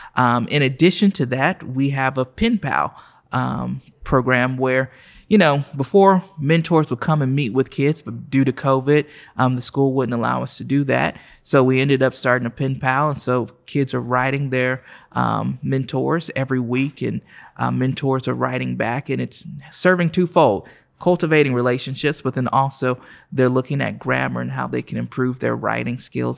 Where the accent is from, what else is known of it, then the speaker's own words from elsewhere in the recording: Oklahoma City, Oklahoma, United States; moved away as an adult; also born or lived in Miami, Florida / Nashville, Tennessee; I was born and raised right here in Oklahoma City